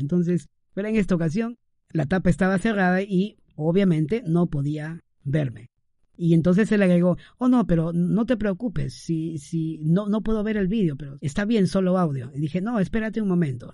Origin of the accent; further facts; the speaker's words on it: Trujillo, La Libertad, Peru; transmitiendo desde la ciudad primaveral, Trujillo, mi ciudad natal